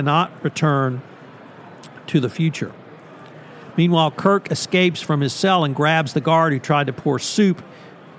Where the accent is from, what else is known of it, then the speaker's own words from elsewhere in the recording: Bryan, Texas, United States; my hometown of Bryan, Texas